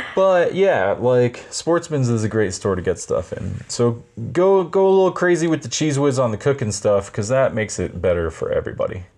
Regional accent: Hawaii, United States; moved away; I've jumped off piers when I was growing up in Hawaii

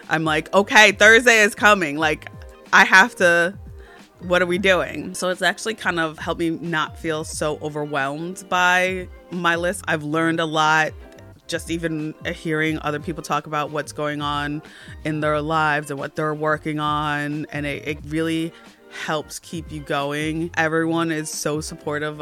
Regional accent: New Jersey, United States; I'm from New Jersey and I am a creative.

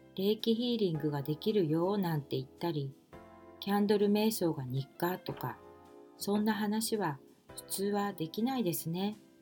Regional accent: Kanto, Japan; also born or lived in Osaka; 私は大阪で生まれましたが、父親の転勤で2歳の時に関東へ越してきたので、大阪弁ではないです。

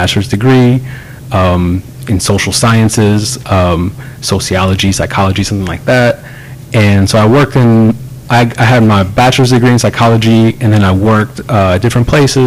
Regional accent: Clear Lake, United States; growing up in Clear Lake

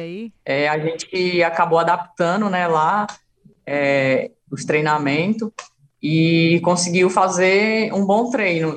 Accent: Ceará, Brazil; moved away as an adult; now in São Paulo, Brazil; quando eu saí do Ceará

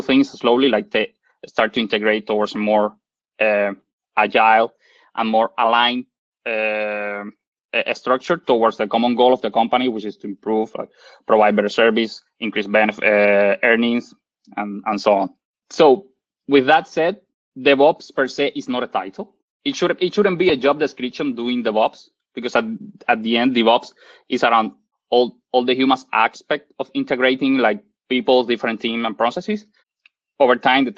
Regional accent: Cuba; moved away as an adult; also born or lived in Ottawa, Canada; now in Canada; I'm originally from Cuba, and I did my bachelor degree in Cuba.

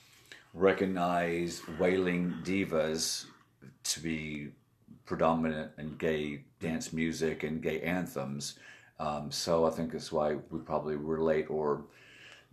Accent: Atlanta, Georgia, United States; growing up in Atlanta

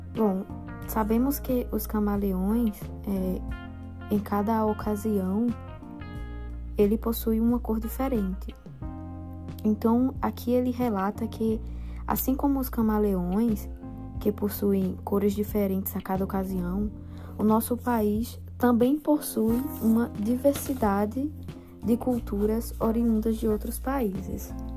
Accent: Brazil

